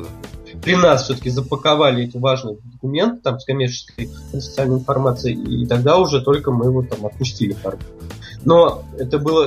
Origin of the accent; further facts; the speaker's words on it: Russia; я вроде как из России